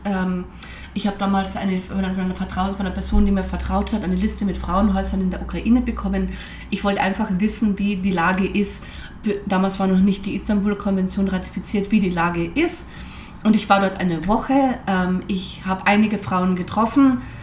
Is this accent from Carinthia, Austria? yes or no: yes; Carinthia, Austria; moved away; also born or lived in Vienna / Nizhny Novgorod; Italienisch habe ich als Kärntnerin schon gekonnt